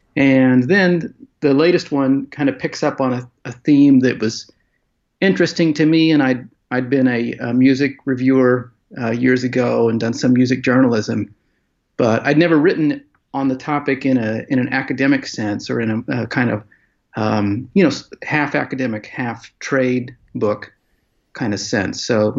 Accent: United States; Yeah, I'm an American historian, and I focus quite a bit in my work on religion.

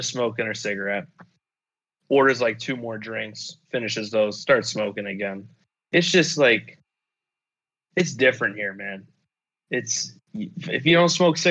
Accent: United States; the US

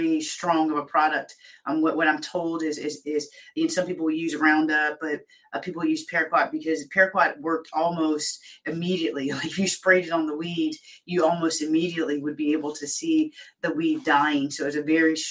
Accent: Pensacola, Florida, United States; Pensacola, Florida, my hometown

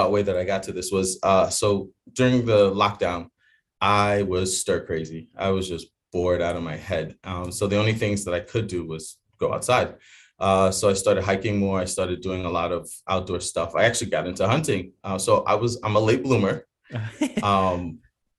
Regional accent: New York City, New York, United States; moved away as an adult; also born or lived in Jamaica / Bahamas / Chicago; now in King of Prussia, United States; I was born actually in Jamaica. Lived in the Bahamas for a while till like 8, and then moved to New York City, the Bronx, New York, and then moved. Actually, I left there around 21 years old

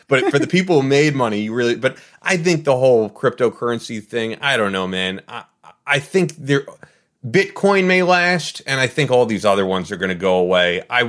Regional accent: New York, United States; As a New Yorker, I'm like, what are you doing?

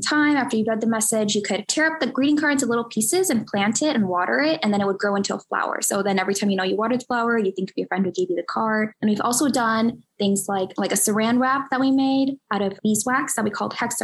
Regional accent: Houston, Texas, United States; I was born and brought up in Houston, Texas, and I've lived here my whole life

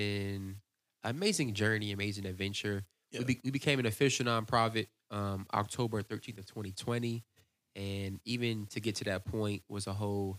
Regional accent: Virginia, United States; So growing up, I grew up in Virginia Beach, Virginia, or Newport News, Virginia.

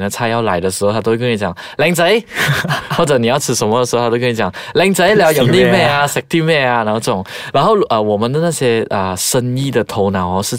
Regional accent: Malaysia; 特别是我们马来西亚人，我们在沟通上面真的是要下一点功夫。

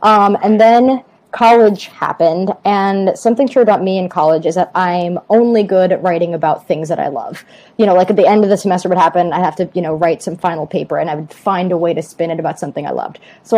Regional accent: Long Island, New York, United States; I grew up on Long Island.

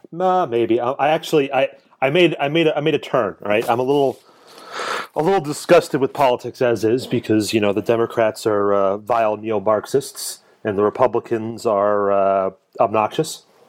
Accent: Clifton, New Jersey, United States; accent: Jersey; now in Lancaster County, Pennsylvania, United States; I grew up in Clifton, New Jersey

